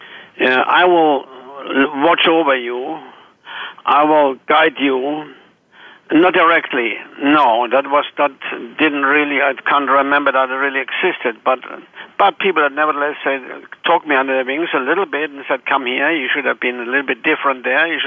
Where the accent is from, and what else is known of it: Germany; born or raised there; moved away as an adult; also born or lived in Chicago / Atlanta